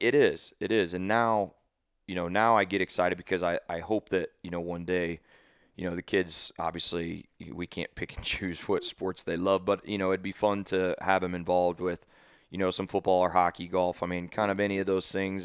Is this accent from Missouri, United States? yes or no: yes; St. Louis, Missouri, United States; now in Dallas, United States; I was from Saint Louis